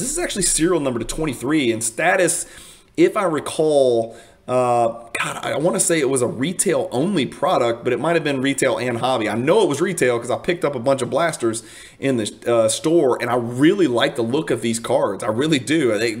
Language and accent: English; Cajun, Louisiana, United States; I don't want you to think I'm a Cajun deadbeat.